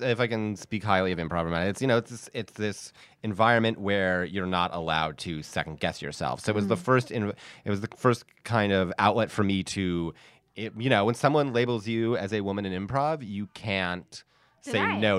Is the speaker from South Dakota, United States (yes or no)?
no; Upstate New York, United States; born or raised there; moved away